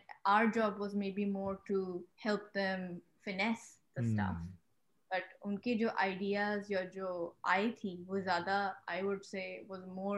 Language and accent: English; England, United Kingdom; But from where I stood, or from when I came from England, I was like, they're kids younger than me who own companies right now